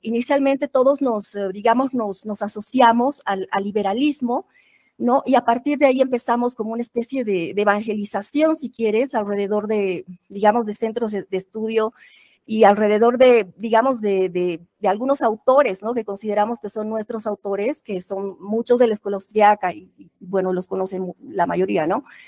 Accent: Bolivia; soy boliviana

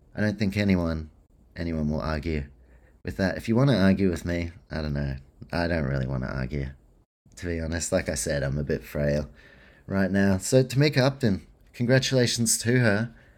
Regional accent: New Zealand; I'm a Kiwi too

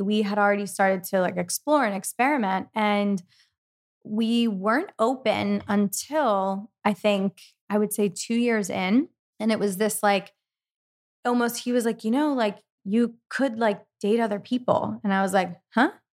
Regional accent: East Coast, United States; I'm from the East Coast also

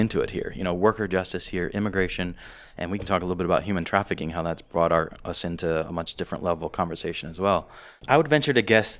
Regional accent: South Africa; But I grew up in South Africa where I was in church with good Christian people

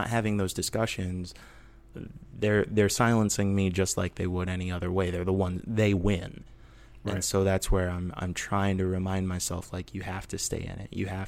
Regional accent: Midwest, United States; now in Portland, United States; because I'm from the Midwest, and I didn't realize how different it was until I started living out here in Portland.

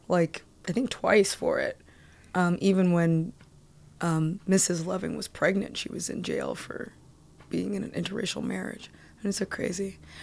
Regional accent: Columbia, Maryland, United States; moved away; also born or lived in Boston / New York; I grew up in Columbia, Maryland

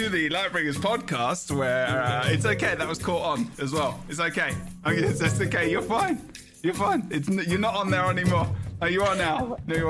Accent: England, United Kingdom; I'm English.

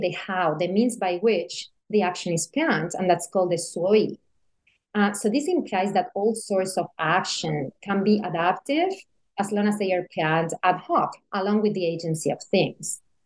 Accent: Seville, Andalusia, Spain; moved away as an adult; also born or lived in Beijing, China; I studied philosophy in college in Sevilla, which is my hometown in southern Spain.

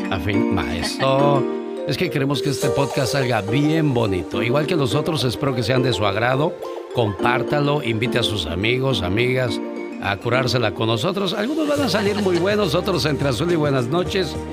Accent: Mexico; now in United States; yo orgulloso de ser mexicano, pero también feliz de vivir en Estados Unidos

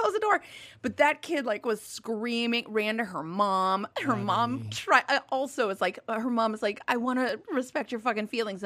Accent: Minnesota, United States; I grew up in Minnesota

